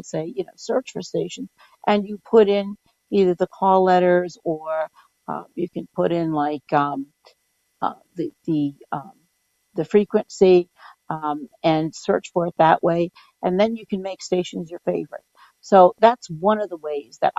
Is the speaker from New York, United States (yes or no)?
yes; New York City, New York, United States; also born or lived in Schenectady, New York; I grew up in New York City, but my first teaching job was in outside of Schenectady, New York